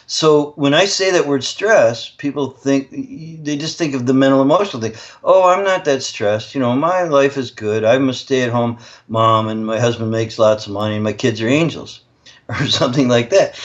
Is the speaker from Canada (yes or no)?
yes; Canada; I'm actually Canadian